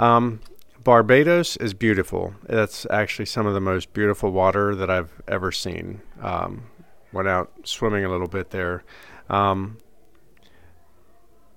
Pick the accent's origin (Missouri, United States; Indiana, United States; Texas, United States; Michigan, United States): Indiana, United States; moved away; when I was growing up in Indiana